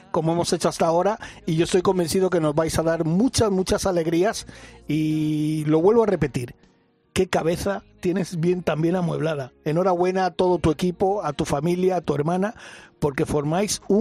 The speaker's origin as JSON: {"language": "Spanish", "area": "Mallorca", "region": "Balearic Islands", "country": "Spain"}